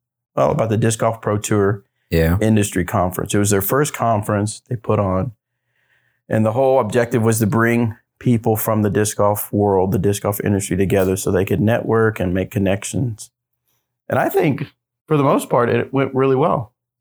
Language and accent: English; United States; Well, I am American.